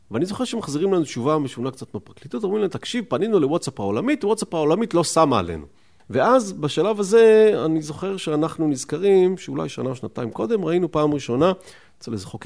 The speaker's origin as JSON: {"language": "Hebrew", "town": "Rishon LeZion", "region": "Central District", "country": "Israel", "tie": "born or raised there", "said": "אני אגב לא גדלתי בשכונה הזאת, ההורים שלי היו גרושים, אני גדלתי עם אבא שלי בראשון לציון"}